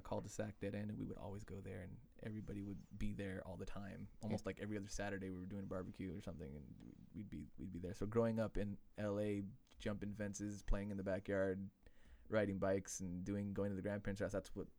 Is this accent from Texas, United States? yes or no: no; Los Angeles, California, United States; growing up in L.A.